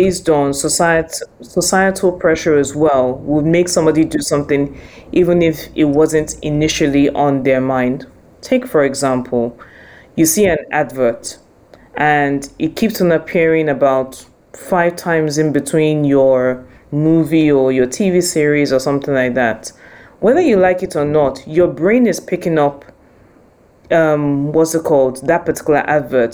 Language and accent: English; Nigeria; now in United Kingdom; I am Nigerian as well, I also live and work in the UK